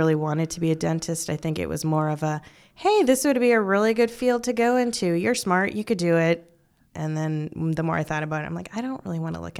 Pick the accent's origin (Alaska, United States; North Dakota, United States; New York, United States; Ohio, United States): North Dakota, United States; Bismarck; moved away as an adult; also born or lived in Fargo, North Dakota / Minot, North Dakota; now in Omaha, United States; I am from Bismarck, North Dakota, the capital.